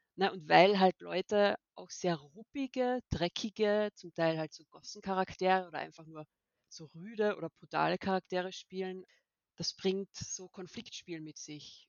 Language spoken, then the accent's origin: German; Austria; now in Germany; Ich komme genauso aus Österreich, wie man es vielleicht ein bisschen hören kann.